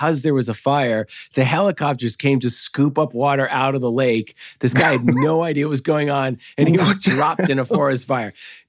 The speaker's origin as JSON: {"language": "English", "region": "Massachusetts", "country": "United States", "tie": "born or raised there", "said": "Like, yeah, I grew up in outside Boston."}